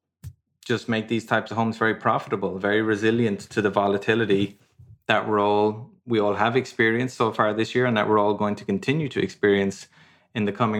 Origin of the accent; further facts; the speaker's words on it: Ireland; moved away; also born or lived in London, United Kingdom / Madrid, Spain; I'm from Ireland originally. I lived in London for many years. I lived in Madrid, Spain for many years.